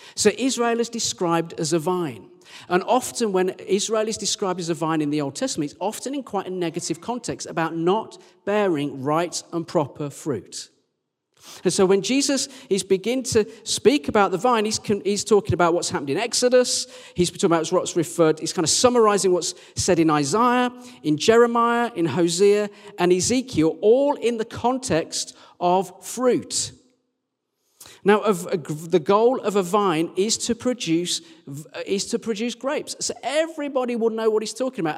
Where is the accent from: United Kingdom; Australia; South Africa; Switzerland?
United Kingdom; near Birmingham, West Midlands; now in Sheffield, United Kingdom; that's near my hometown